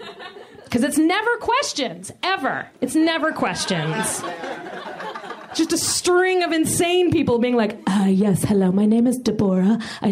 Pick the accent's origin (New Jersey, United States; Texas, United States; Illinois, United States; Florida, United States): Florida, United States; I am from Florida.